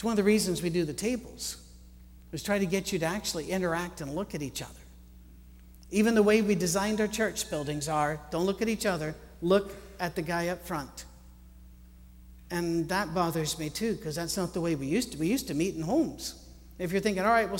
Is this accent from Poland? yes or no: no; Scotland, United Kingdom; I'm Scottish